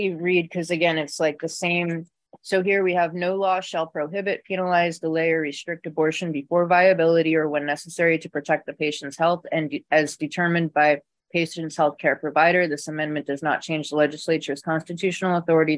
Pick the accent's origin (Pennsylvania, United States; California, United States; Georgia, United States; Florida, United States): Florida, United States; born or raised there